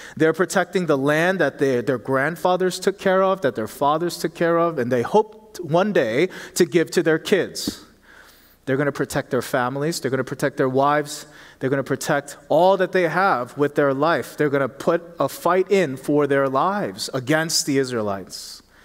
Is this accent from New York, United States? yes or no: no; Philadelphia, Pennsylvania, United States; moved away; I grew up in Philly